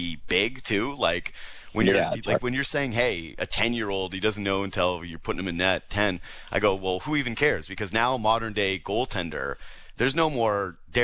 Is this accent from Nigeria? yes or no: no; Whitehorse, Yukon, Canada; I was from Whitehorse, Yukon